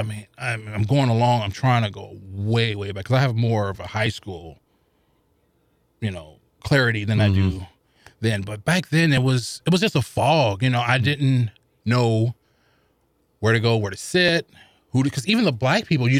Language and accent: English; St. Louis, Missouri, United States; I grew up in the projects of the Vaughn Housing Projects down off of Cass. I forget the street. It's been so long. But I'm literally, you could probably throw 10 rocks and hit downtown.